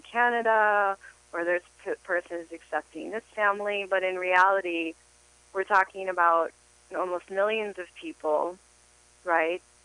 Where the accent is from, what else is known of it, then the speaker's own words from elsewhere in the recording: United States; now in Los Angeles, United States; as an American and coming from the world we live